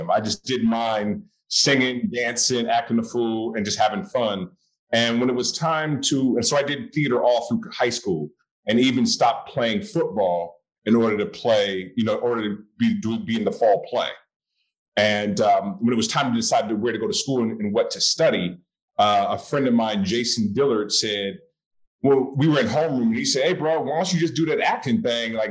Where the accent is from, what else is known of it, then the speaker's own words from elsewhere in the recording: Oakland, California, United States; moved away as an adult; also born or lived in Boston; I went to an all boys Catholic high school um, in Berkeley, California. I'm born and raised in Oakland.